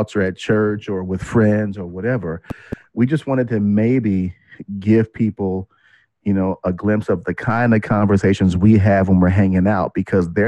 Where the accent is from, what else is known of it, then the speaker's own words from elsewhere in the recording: Kansas City, United States; I'm from Kansas City. I'm a Midwest boy.